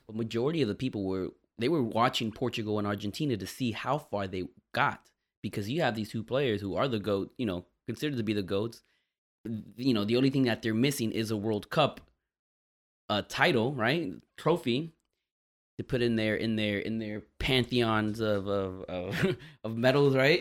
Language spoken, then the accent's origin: English; Miami, Florida, United States; I grew up a Dolphins fan because it's the city I'm from